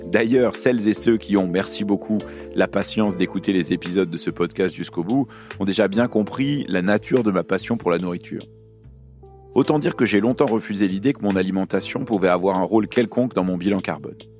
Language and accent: French; Lyon, Auvergne-Rhône-Alpes, France; also born or lived in Beirut, Lebanon; Je suis né à Beyrouth, au Liban, et j'ai grandi à Lyon, dans le Rhône.